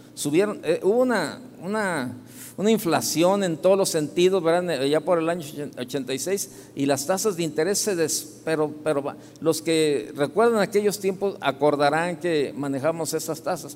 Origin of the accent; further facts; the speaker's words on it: Guadalajara, Jalisco, Mexico; Soy de aquí de Guadalajara